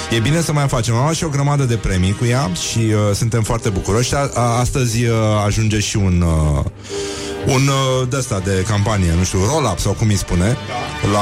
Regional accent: Brăila, Brăila County, Romania; eu sunt din Brăila

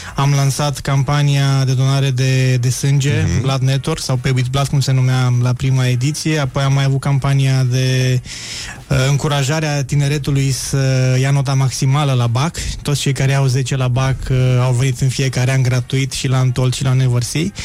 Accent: Transylvania, Romania; sunt ardelean jet beget

